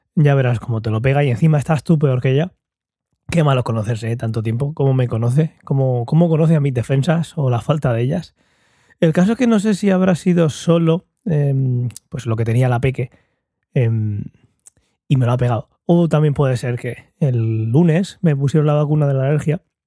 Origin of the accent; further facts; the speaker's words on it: Murcia, Region of Murcia, Spain; en Murcia, en España